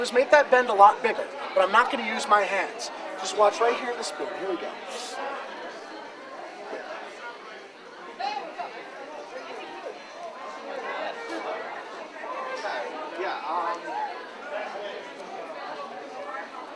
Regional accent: Ireland; being Irish

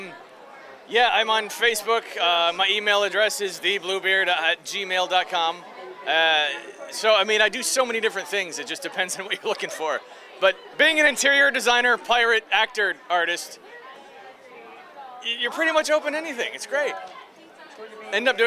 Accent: Detroit, Michigan, United States; I'm from Detroit, and it's very Motown

